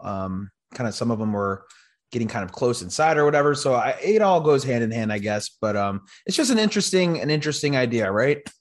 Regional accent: Chicago, Illinois, United States; I'm from Chicago

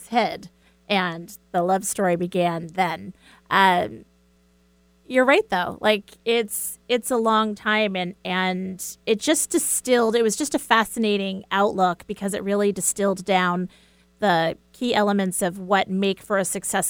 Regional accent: United States; as an American

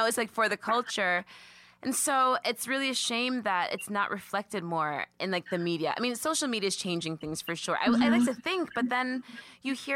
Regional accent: Long Island, New York, United States; I'm from Long Island

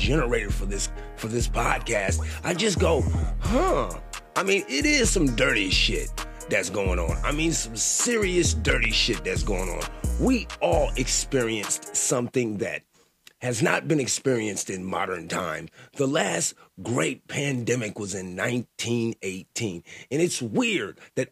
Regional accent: Sacramento, California, United States; I grew up in Sacramento.

